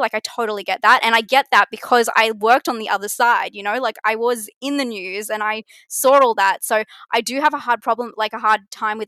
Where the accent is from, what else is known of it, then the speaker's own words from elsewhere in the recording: Australia; It's the Australian way